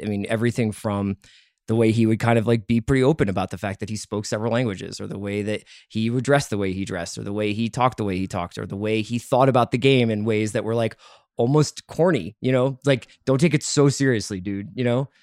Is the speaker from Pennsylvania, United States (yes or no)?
yes; Philadelphia, Pennsylvania, United States; now in Los Angeles, United States; a Philadelphian